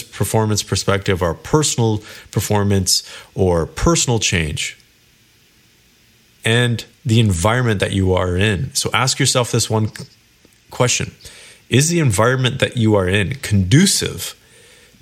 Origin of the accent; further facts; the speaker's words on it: Kelowna, British Columbia, Canada; moved away as an adult; now in Toronto, Canada; I lived in Kelowna, BC, which is where I was born and raised.